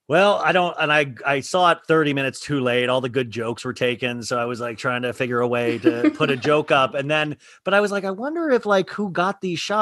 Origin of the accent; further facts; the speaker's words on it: Kansas, United States; I grew up in Kansas, middle class.